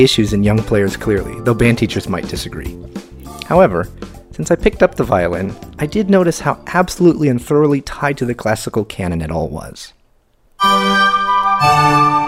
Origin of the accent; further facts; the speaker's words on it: Miami, Florida, United States; moved away as an adult; now in Pasadena, United States; growing up in the South, even in the melting pot of Latin American cultures that is Miami